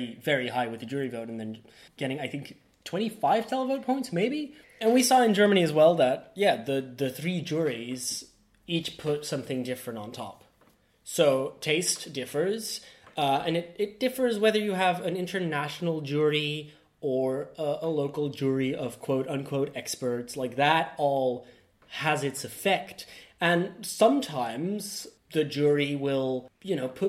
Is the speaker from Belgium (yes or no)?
yes; Belgium; We Belgium